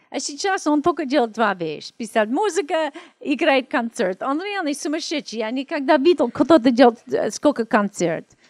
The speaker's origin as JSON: {"language": "Russian", "town": "Los Angeles", "region": "California", "country": "United States", "tie": "born or raised there", "also_born_or_lived": "Russia", "second_language": "Russian", "moved": "as an adult", "said": "я из Америки"}